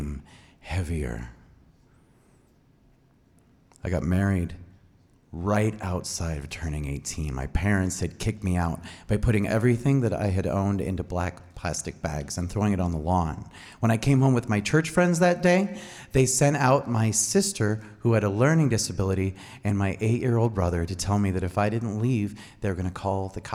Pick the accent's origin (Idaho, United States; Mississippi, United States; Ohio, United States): Idaho, United States; Boise; moved away as an adult; now in Seattle, United States; I was born in Boise at St. Luke's, 1977, May 3rd